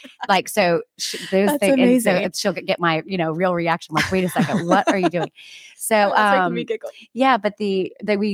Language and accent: English; Atlanta, Georgia, United States; We grew up in Atlanta